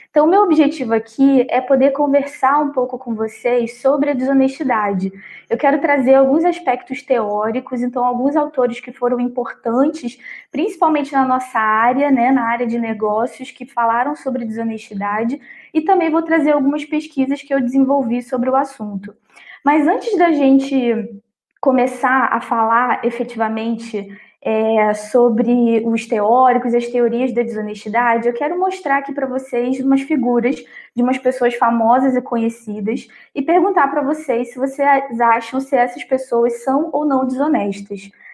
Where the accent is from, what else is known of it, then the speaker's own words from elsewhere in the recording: Brazil; a nossa percepção como brasileiros